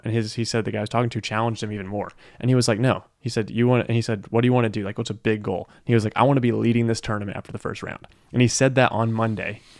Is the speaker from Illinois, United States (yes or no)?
no; Powder Springs, Georgia, United States; I'm from Powder Springs, Georgia.